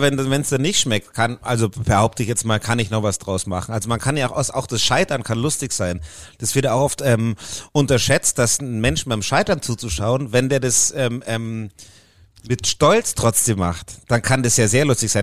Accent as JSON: {"language": "German", "town": "Puchheim", "region": "Bavaria", "country": "Germany", "tie": "born or raised there", "accent": "Bavarian", "said": "in äh, Puchheim aufgewachsen. Das ist so 20 Kilometer"}